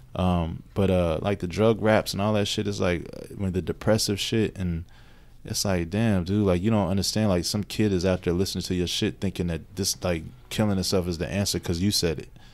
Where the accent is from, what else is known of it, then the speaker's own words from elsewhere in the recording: Radcliff, Kentucky, United States; also born or lived in New York; now in Louisville, United States; I grew up in Radcliffe